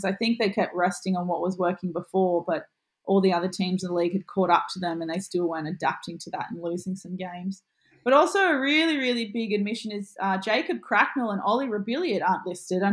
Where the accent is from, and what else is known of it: Central Coast, New South Wales, Australia; born or raised there